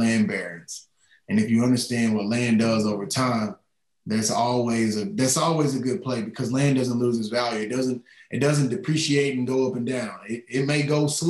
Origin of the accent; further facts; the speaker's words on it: East Texas, United States; I'm from East Texas. I'm a country kid. We didn't have a lot of means, but we grew up in the country